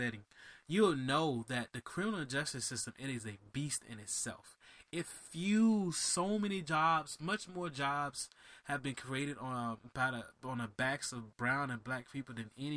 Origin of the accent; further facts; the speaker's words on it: Miami, Florida, United States; I'm from Miami